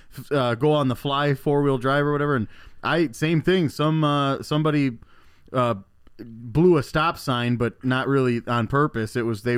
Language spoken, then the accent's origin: English; Elkhorn, Wisconsin, United States; moved away; I'm from Elkhorn originally, which I could spit on Illinois